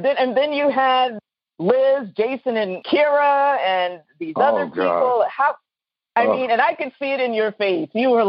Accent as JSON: {"language": "English", "town": "New Orleans", "region": "Louisiana", "country": "United States", "said": "Yeah, and I'm from New Orleans."}